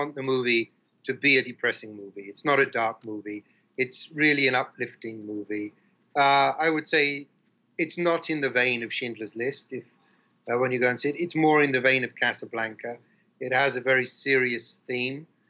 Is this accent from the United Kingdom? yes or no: yes; England, United Kingdom; moved away as an adult; now in Philippines; I grew up in England in the 60s and 70s.